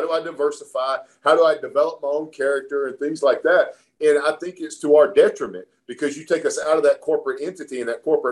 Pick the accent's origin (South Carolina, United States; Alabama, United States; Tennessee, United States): Alabama, United States; when I was a kid growing up in Alabama